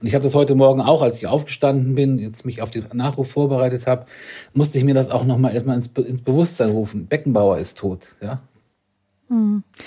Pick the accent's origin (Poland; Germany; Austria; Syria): Germany; Northern Germany; Ich komme ja aus dem Norden